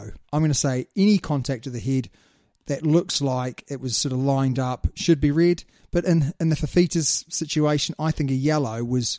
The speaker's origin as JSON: {"language": "English", "country": "New Zealand", "said": "we're from New Zealand, mate"}